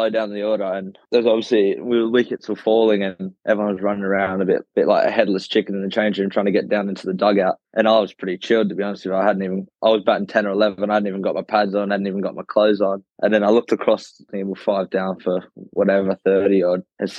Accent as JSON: {"language": "English", "country": "Australia", "moved": "yes", "lives_now": "England", "said": "I come across from Australia with an English passport and I played a bit of club cricket"}